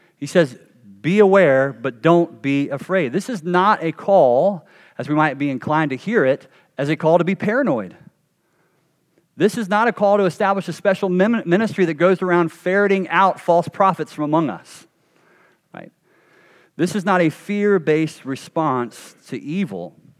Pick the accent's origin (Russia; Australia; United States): United States; North Carolina; a kid growing up in North Carolina